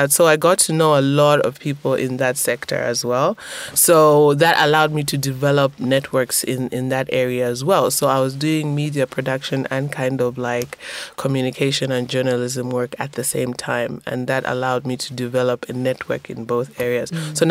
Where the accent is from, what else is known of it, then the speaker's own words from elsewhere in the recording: Zambia; I'm a journalist from Zambia